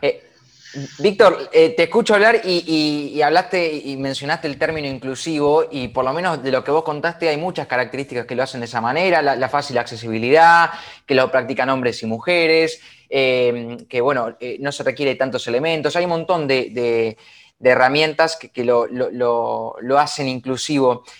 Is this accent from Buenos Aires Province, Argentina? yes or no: yes; La Plata, Buenos Aires Province, Argentina; yo somos de La Plata